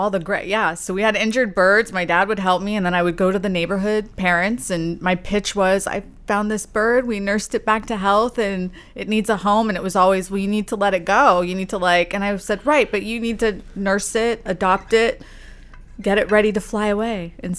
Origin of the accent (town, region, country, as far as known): California, United States